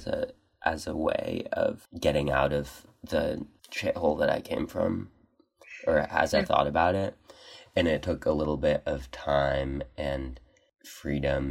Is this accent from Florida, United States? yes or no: no; Corvallis, Oregon, United States; moved away; from Corvallis, Oregon. A little bit far.